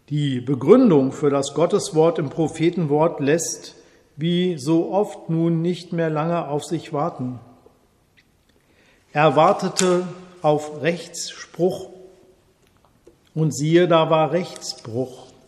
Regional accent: Germany; Als Deutscher frage ich mich seit meiner Schulzeit

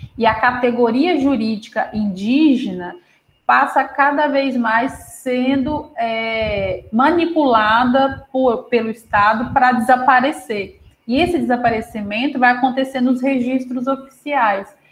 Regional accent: Minas Gerais, Brazil; filha de agricultores, sou mineira. É, meus pais moram na zona rural de Minas, é, vivemos a vida inteira, né, com o trabalho na terra

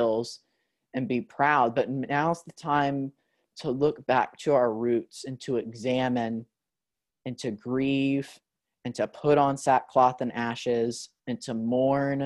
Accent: United States; we're from America

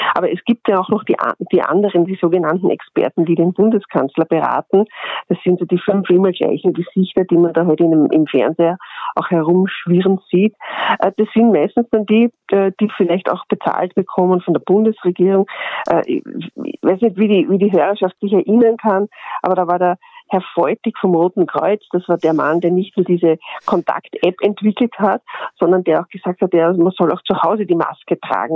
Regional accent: Austria; bei uns in Österreich

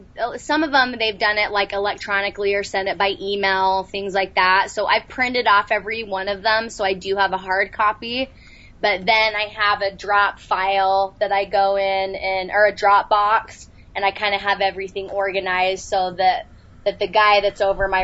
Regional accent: Salt Lake City, Utah, United States; I was. Yep, Salt Lake.

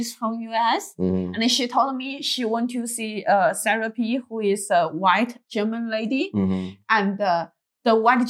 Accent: China; moved away; I'm from China

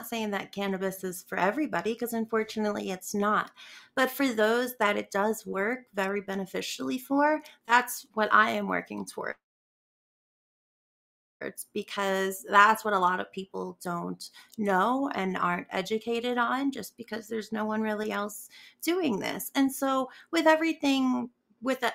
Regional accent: North Carolina, United States; moved away as an adult; now in Denver, United States; So I'm from North Carolina, and where I lived, like I said, was the rural South

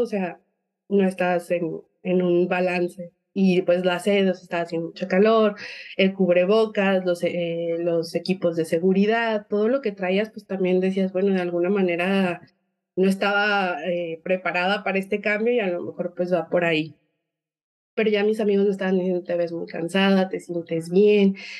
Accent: Mexico; also born or lived in Guadalajara; soy mexicana, probablemente el acento se note un poco diferente

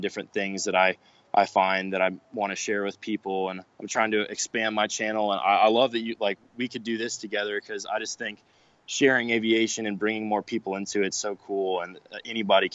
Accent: Georgia, United States; also born or lived in East Coast; now in Arizona, United States; I'm from Georgia

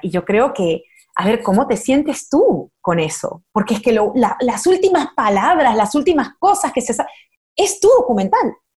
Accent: Peru; moved away as an adult; also born or lived in Miami, United States; now in Los Angeles, United States; yo soy peruana

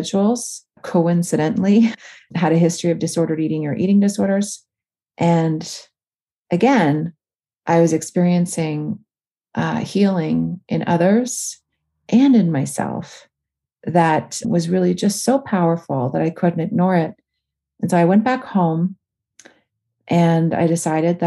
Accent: Northern Ontario, Canada; my hometown, which was really odd because I lived in Northern Ontario in a small town.

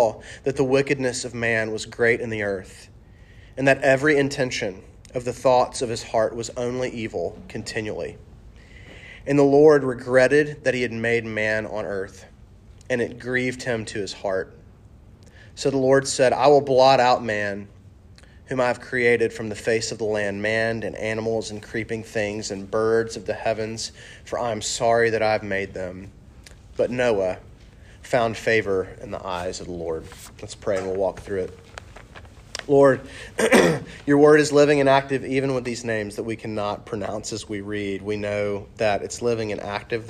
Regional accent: the South, United States; accent: southern; my southern accent

